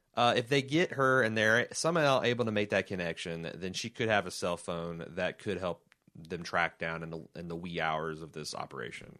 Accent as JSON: {"language": "English", "country": "United States", "said": "we as American people"}